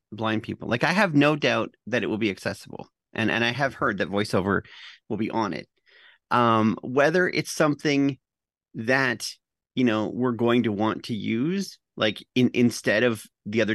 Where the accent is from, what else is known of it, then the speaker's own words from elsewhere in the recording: Canada; I'm the Canadian